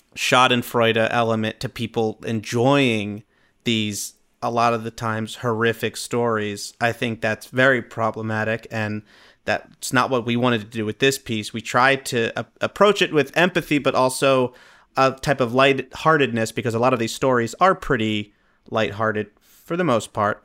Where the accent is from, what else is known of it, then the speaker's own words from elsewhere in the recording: New Jersey, United States; I'm from New Jersey